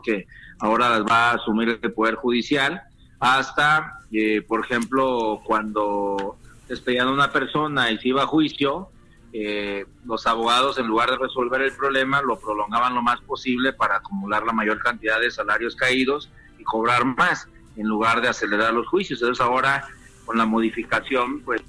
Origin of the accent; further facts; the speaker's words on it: Mexico; moved away as an adult; also born or lived in United States; Y te hablo como migrante. Yo estuve siete años de mojado en los Estados Unidos